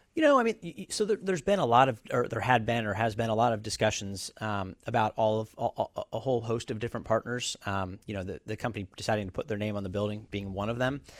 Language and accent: English; Bay Area, California, United States; also born or lived in Los Angeles; I grew up in the Bay Area. Um, so been here all my life, uh, aside from school, went to U C L